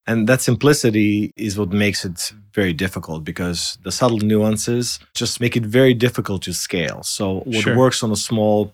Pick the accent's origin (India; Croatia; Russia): Croatia; now in California, United States; I was born in Croatia, came to California in 1985, and I grew up around my family's vineyards just north of Zagreb in Croatia